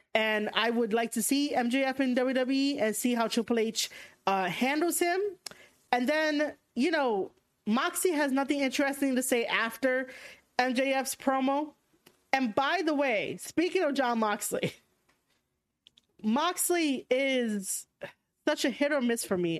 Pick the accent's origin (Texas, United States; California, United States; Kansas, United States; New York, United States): New York, United States; accent: thick New York; How is my New York accent thick